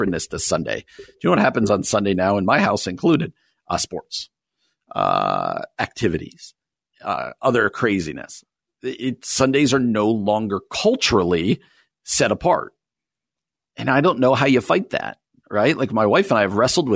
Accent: New Jersey, United States; moved away; I grew up in New Jersey, and I desperately at times miss where I grew up, even though I love being out here

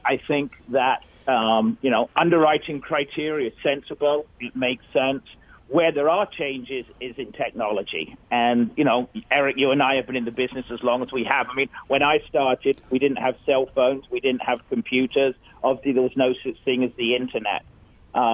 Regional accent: Essex, East of England, United Kingdom; moved away as an adult; now in United States; I filed a DBA of Essex Mortgage, which was where I was born and raised.

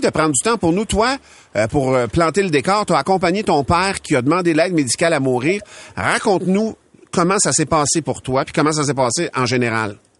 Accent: Louiseville, Quebec, Canada; J'ai grandi à Louisville dans le dans un rang. Au bout du rang, chez nous, c'est le village, la municipalité de Masquinongé

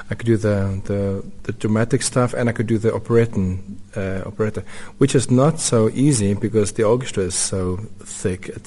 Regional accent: Newcastle, KwaZulu-Natal, South Africa; born there; also born or lived in Windhoek / Orkney / Rustenburg; I was born in Newcastle mm -hmm. on the coast. Then I moved to Windhoek for two years, and then my stepfather got a job in the mines in Orkney.

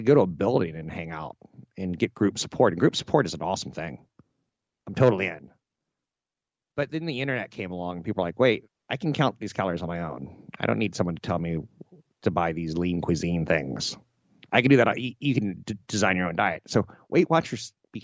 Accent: United States; I was born Caucasian on a coast in the United States

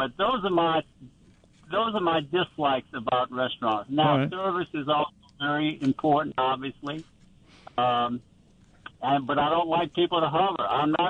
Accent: New Orleans, Louisiana, United States; I grew up in New Orleans.

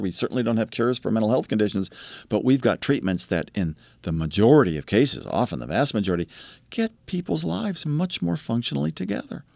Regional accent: Columbus, Ohio, United States; My little sister and I grew up in Columbus, Ohio

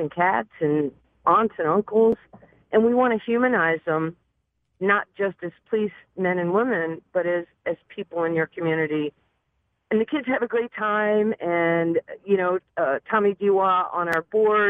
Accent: New York, United States; moved away as an adult; now in Dallas, United States; as a young kid growing up in New York

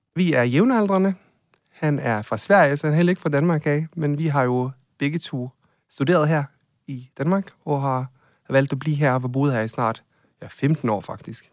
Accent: Norway; now in Denmark; Jeg er fra Norge

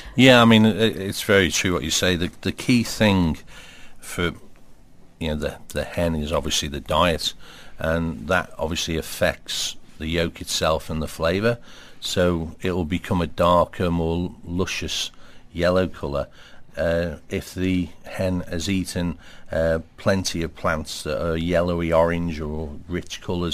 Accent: Liverpool, North West England, United Kingdom; grew up in Liverpool, uh, but my family all come from the Wirral

